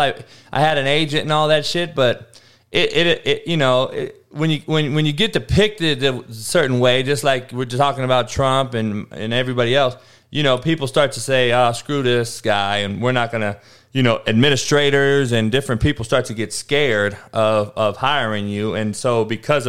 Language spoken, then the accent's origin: English; Cypress, California, United States; where I grew up out here in Cyprus